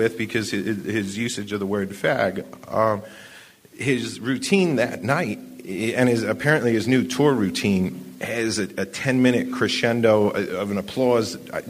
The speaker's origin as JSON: {"language": "English", "region": "New Hampshire", "country": "United States", "said": "I'm from New Hampshire"}